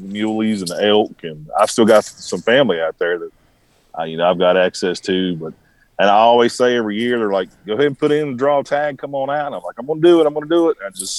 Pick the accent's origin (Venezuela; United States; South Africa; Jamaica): United States; Southern West Virginia; I've got it so good here in Southern West Virginia. There's nowhere else in the country I can go and have an opportunity to kill deer just as big like I do right here in my home state.